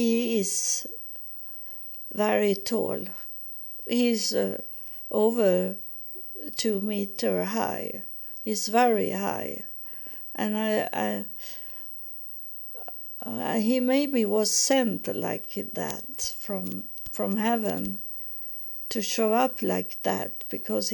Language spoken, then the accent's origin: English; Sweden; English is a second language; Here in Sweden, we have Paul in that we spell it Swedish, not English